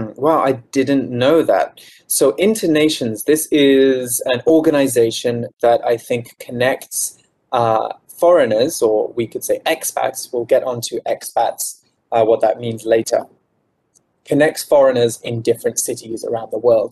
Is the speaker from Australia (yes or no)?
no; United Kingdom; moved away as an adult; now in Taiwan; I'm from the UK, I'm not from London. So I'm not mm-hmm. from the big, the biggest city in the UK